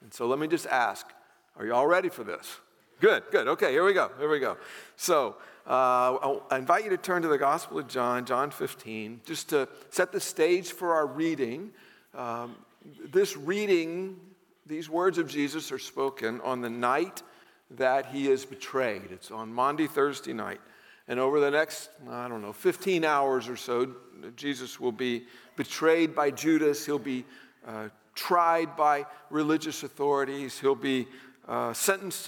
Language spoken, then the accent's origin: English; the South, United States; growing up in the South